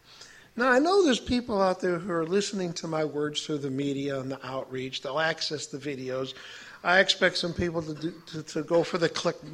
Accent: Chicago, Illinois, United States; I'm from Chicago.

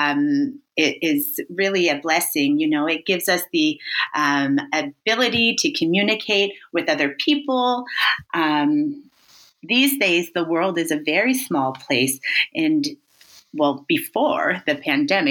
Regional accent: Thorold, Ontario, Canada; moved away as an adult; now in Paris, France; my hometown is Thorold, Ontario, which is just next door to Brock

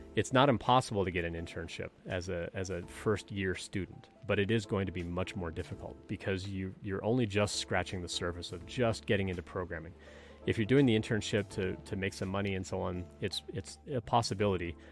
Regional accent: Canada; moved away; I'm originally from Canada.

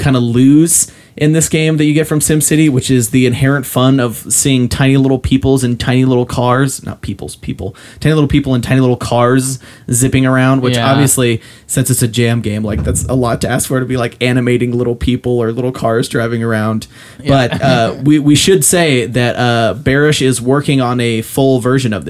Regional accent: Ogden, Utah, United States; in my hometown there's a dog food factory

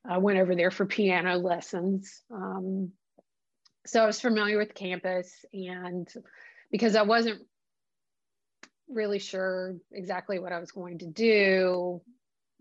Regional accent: Charleston, West Virginia, United States; moved away as an adult; also born or lived in Washington, D.C.; I was born in Charleston and did not leave until my 40th birthday year.

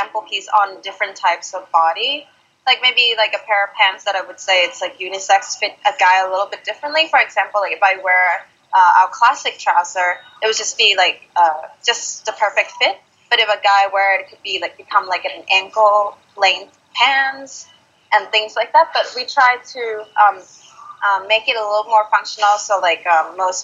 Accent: Thailand; now in Australia; growing up in Thailand

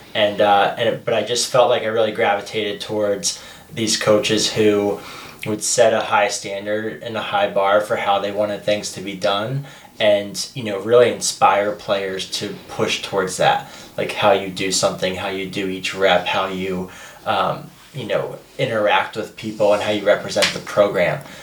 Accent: Baltimore, Maryland, United States; grew up in Baltimore

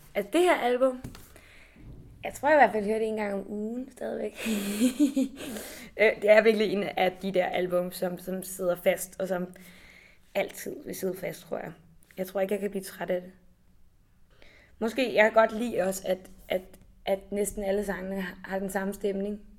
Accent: Copenhagen, Capital Region of Denmark, Denmark; jeg kommer fra København, og sådan aldrig rigtig har oplevet andet end at være meget tæt på mine rødder

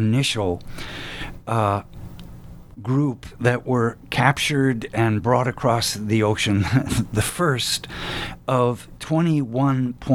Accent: the American South, United States; as a Southerner

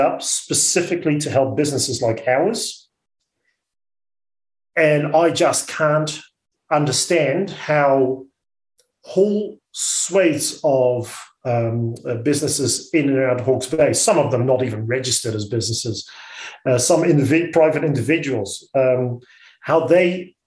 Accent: Netherlands; accent: Dutch; now in New Zealand; I'm an immigrant to this country. You'll hear my accent that I'm a Dutchie.

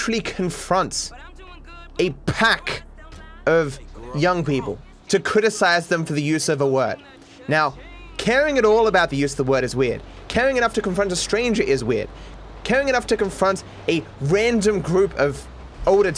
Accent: Australia; I'm the Australian guy doing Australian things

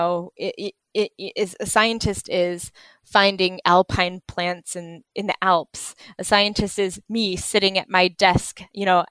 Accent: United States; moved away as an adult; now in United Kingdom; I grew up in the States

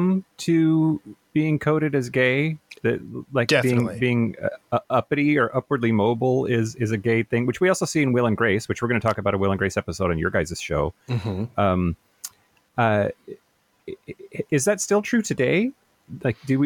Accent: rural Eastern Washington, United States; now in Seattle, United States; I grew up in rural Eastern Washington, which is very, very conservative

